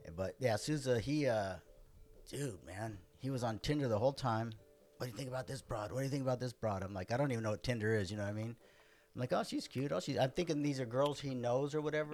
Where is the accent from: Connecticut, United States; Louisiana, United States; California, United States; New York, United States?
California, United States; Los Angeles; also born or lived in Santa Monica, California; now in Orange County, United States; I grew up in Venice, California, till I was 14.